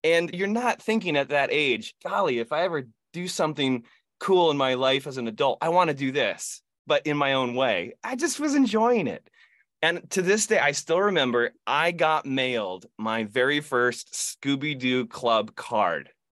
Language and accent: English; Ithaca, New York, United States; I grew up in Ithaca, New York, home of Cornell University, Ithaca College